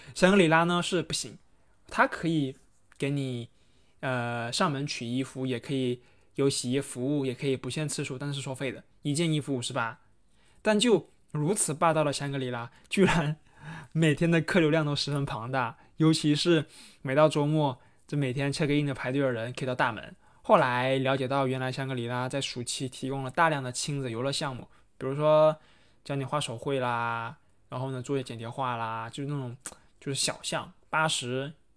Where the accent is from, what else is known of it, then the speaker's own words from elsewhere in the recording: Haikou, Hainan, China; moved away as an adult; now in Guangzhou, China; 去我家乡去海口看骑楼